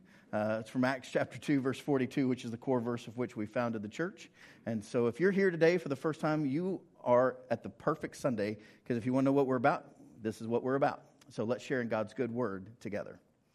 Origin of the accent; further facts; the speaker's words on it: Ringling, Oklahoma, United States; also born or lived in Prattville / Bartlesville / Guthrie / Fairview; So Dad was serving Ringling when I was born, and so I grew up in Ringling, then Prattville, then Bartlesville, then Guthrie, then Fairview